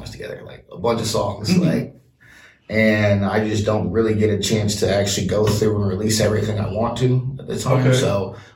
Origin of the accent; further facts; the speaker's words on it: West Coast, United States; we grew up on the West Coast